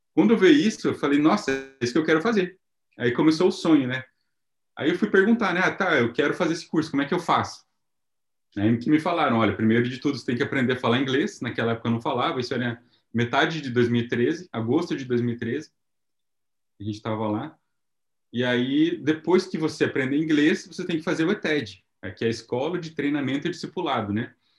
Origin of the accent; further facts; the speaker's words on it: Paraná, Brazil; moved away as an adult; now in Japan; Nós somos do Paraná